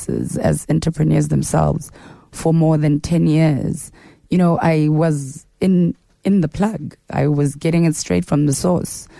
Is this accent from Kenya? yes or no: no; Soweto, Gauteng, South Africa; I am from Soweto. I was born and raised in Mfulo Village.